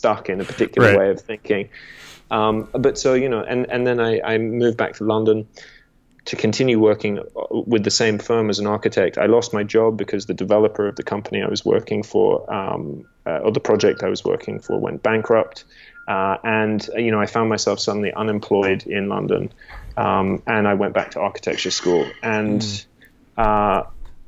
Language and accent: English; Australia; moved away; also born or lived in England; I'm English originally. I spent 11 years in Australia growing up